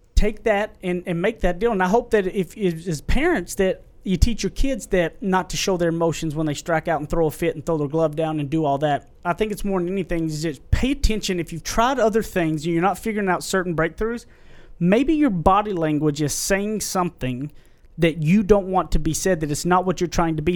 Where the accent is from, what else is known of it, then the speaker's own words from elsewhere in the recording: Carlisle, United States; moved away; also born or lived in Tyler; back to my hometown where I went to high school.